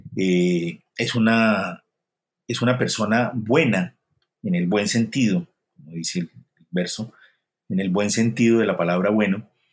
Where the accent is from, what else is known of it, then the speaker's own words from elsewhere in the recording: Colombia; moved away; also born or lived in Spain / Paris; yo como autor colombiano